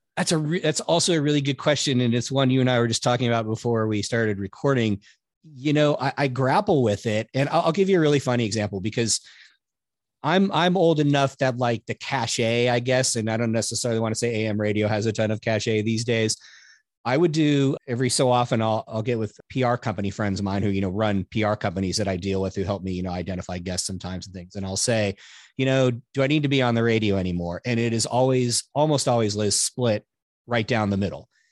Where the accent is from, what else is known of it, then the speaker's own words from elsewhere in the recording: California, United States; I grew up around wine in California